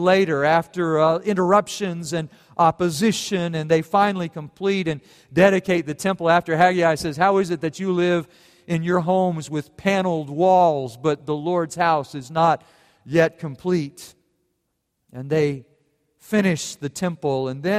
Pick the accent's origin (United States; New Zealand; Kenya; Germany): Germany; And then I thought, well, I grew up in Germany, and then they lose.